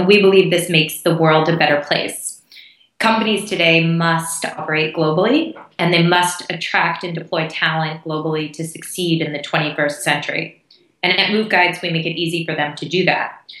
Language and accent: English; United States; moved away as an adult; also born or lived in Hong Kong / Singapore / India / United Kingdom; I grew up in the U.S., which you can probably hear from my accent